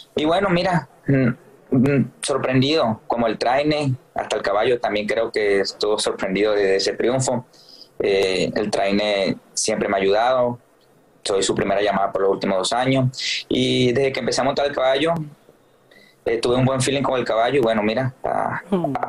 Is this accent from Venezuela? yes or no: yes; Venezuela; moved away; mi país